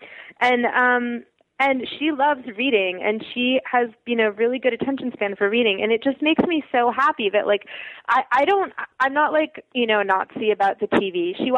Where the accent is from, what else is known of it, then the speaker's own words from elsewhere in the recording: Russia; born there; because I was born in the Soviet Union.